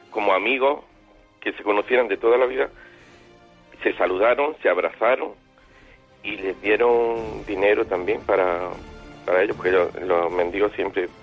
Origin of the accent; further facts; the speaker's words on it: Granada, Andalusia, Spain; moved away as an adult; now in Almería, Spain; soy de Granada, aunque vivo, resido en Almería desde hace muchos años.